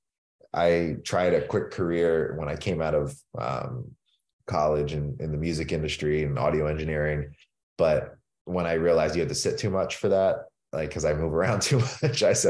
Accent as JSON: {"language": "English", "town": "Pittsburgh", "region": "Pennsylvania", "country": "United States", "tie": "born or raised there", "said": "I grew up in Pittsburgh, Pennsylvania, and it's a city that is very proud of its sports traditions"}